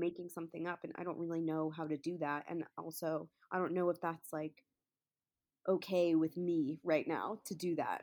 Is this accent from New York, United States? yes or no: yes; New York, United States; moved away as an adult; now in Los Angeles, United States; I'm from New York, so I went back to New York for a while to be with my family